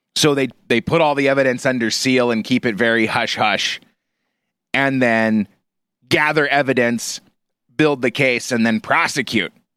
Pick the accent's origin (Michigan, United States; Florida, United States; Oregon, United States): Oregon, United States; Portland; moved away as an adult; growing up in the Portland area